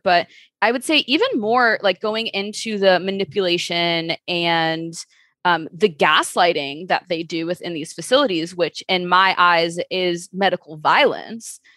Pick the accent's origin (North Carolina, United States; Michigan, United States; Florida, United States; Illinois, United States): Illinois, United States; Chicago; I am from Chicago, born and raised.